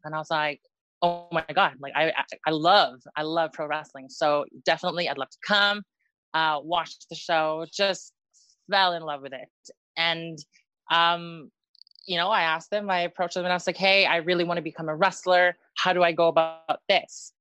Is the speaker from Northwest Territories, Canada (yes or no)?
yes; Northwest Territories, Canada; also born or lived in Philippines / United States; now in Wales, United Kingdom; I was born in the Philippines and then okay. my family, yeah, my family um immigrated to Canada. Um okay. in Northwest Ter- yeah, in Northwest Territories